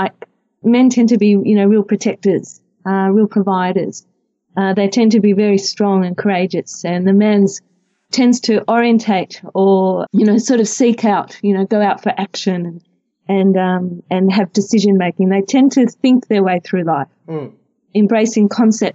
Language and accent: English; Melbourne, Victoria, Australia; I'm from Melbourne and I'm married with three wonderful children.